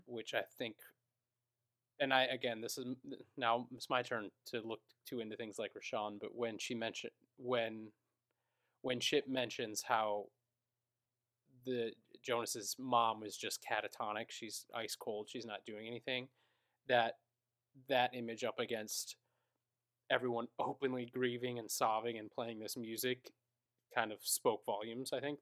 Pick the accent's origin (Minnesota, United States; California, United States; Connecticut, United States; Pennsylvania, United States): Minnesota, United States; I am was born and raised in Minnesota.